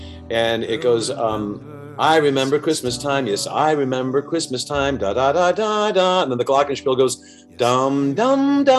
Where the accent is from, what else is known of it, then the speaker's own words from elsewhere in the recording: New York City, New York, United States; also born or lived in Beverly Hills, California / Los Angeles, California; now in Wisconsin, United States; I was born in Manhattan. I lived in Beverly Hills for 25 years. I lived in LA. I've been all over the world, and now I'm living in a town of 5,000 in Wisconsin.